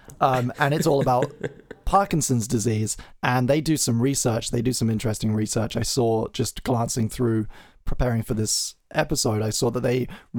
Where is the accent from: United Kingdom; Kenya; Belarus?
United Kingdom; as a British citizen